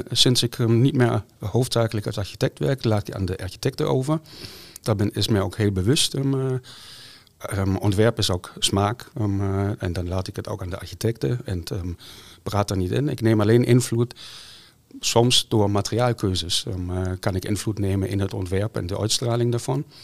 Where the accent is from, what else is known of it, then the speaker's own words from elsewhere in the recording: Germany; Dutch is a second language; now in Netherlands; Nee, ik kom uit Duitsland.